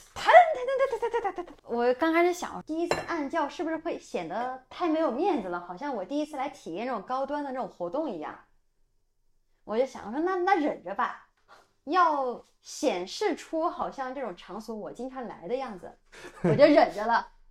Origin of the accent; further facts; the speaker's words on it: Sichuan, China; accent: Sichuanese; 我们四川话里边叫 娘娘